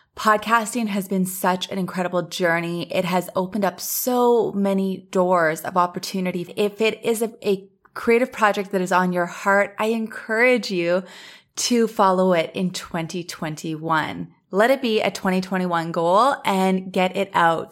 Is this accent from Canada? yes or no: yes; Thunder Bay, Ontario, Canada; now in Los Angeles, United States; I left Los Angeles, went back to my hometown, Thunder Bay